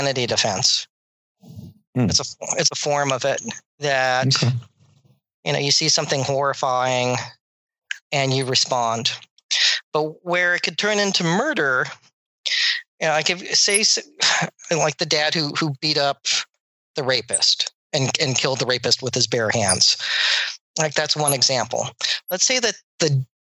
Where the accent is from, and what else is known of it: United States